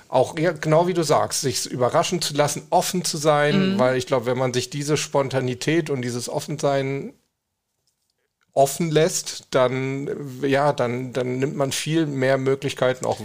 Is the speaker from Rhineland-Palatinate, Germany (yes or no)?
no; Hamburg, Germany; also ich komme ja aus Hamburg